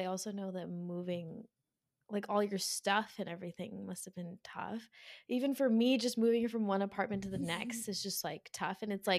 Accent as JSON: {"language": "English", "region": "New Jersey", "country": "United States", "tie": "born or raised there", "said": "We've built, grew up in like a very cold climate"}